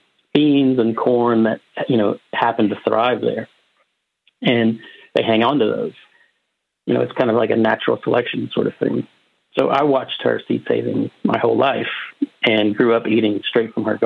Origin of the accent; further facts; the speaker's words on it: Appalachia, United States; I grew up in Appalachia, way back in the coal fields